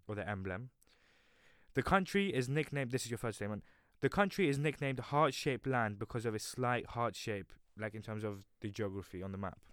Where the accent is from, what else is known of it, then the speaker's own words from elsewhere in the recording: London, United Kingdom; moved away; I'm from this little place called London